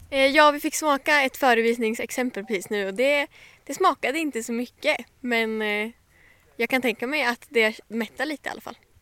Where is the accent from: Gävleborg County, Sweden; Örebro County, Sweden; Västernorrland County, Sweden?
Västernorrland County, Sweden; Sundsvall; jag kommer från Sundsvall